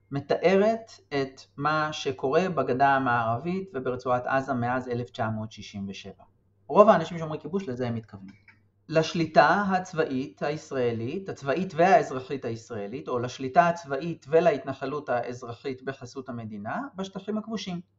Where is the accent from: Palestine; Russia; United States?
Palestine; Kiryat Arba, West Bank; גדלתי בקריית ארבע, התנחלות שמוכרת לרבים מהשומעות והשומעים אולי, ליד אה, חברון, צמודה לחברון.